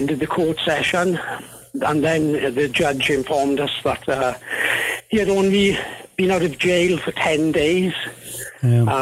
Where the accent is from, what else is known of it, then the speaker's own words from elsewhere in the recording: Wales, United Kingdom; now in New Zealand; my accent isn't a Kiwi accent. I'm originally from Wales in the UK.